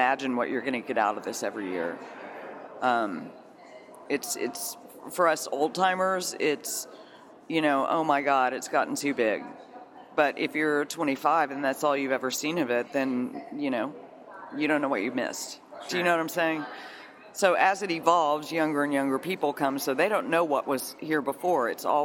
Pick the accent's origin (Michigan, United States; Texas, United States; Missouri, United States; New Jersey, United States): Texas, United States; Austin; I'm actually from Austin, and I started my career here in concert promotion when I was about 18